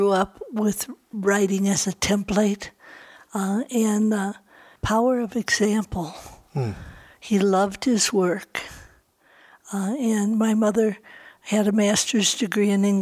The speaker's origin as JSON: {"language": "English", "town": "Libertyville", "region": "Illinois", "country": "United States", "tie": "born or raised there", "moved": "yes", "lives_now": "Santa Fe, United States", "said": "I grew up in Libertyville, Illinois"}